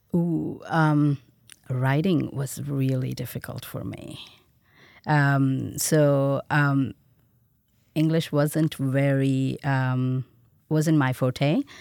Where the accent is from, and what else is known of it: India; born or raised there; moved away as an adult; now in United States